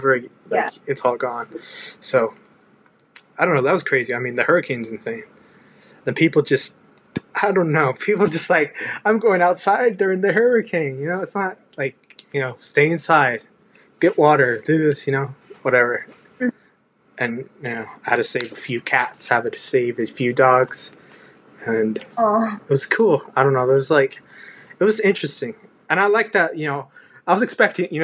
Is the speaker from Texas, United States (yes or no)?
yes; Texas, United States; I love being a Texan